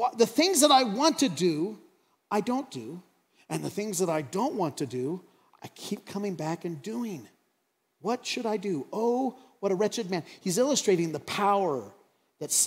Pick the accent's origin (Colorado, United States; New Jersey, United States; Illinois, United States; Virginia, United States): Colorado, United States; Craig; growing up in Craig, and I remember when cable TV came to Craig, Colorado